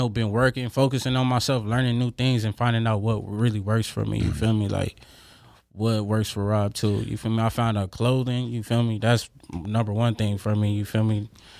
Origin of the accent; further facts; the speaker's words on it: Los Angeles, California, United States; I'm from Los Angeles, California.